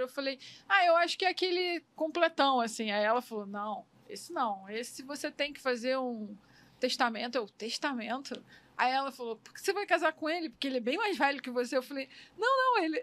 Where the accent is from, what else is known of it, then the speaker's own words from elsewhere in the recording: Miguel Pereira, Rio de Janeiro, Brazil; lá na minha terra, lá em Miguel Pereira, que é o interior aqui do Rio